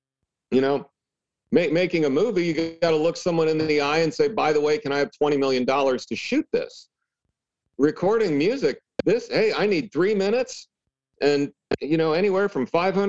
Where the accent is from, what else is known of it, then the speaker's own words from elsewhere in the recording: Michigan, United States; born there; I was born in Michigan